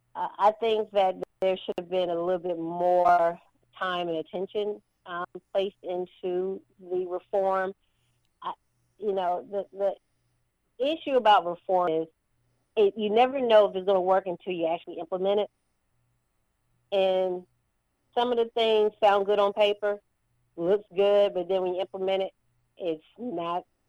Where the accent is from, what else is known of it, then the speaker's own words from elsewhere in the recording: Baldwin County, Georgia, United States; I'm from Baldwin County, also having lived here and, and, and raised here